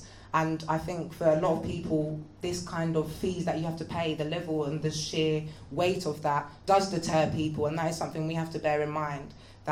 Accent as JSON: {"language": "English", "region": "London", "country": "United Kingdom", "tie": "born or raised there", "said": "I grew up in the Graham Park Estate in Northwest London."}